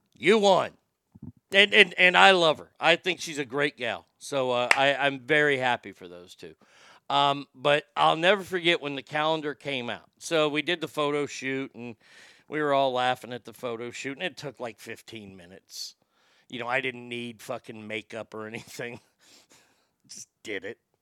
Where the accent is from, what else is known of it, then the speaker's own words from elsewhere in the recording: United States; I'm an American